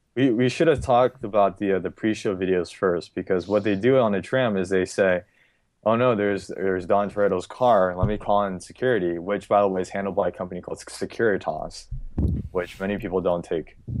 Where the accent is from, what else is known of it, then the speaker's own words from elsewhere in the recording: California, United States; I'm from California